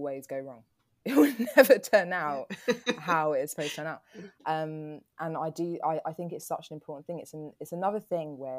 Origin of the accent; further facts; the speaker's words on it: London, United Kingdom; I'm from Peckham.